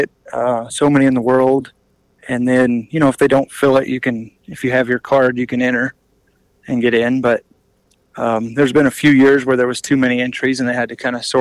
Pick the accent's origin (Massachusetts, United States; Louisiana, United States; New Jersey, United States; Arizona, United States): Arizona, United States; Prescott; that's my hometown rodeo, and always have family there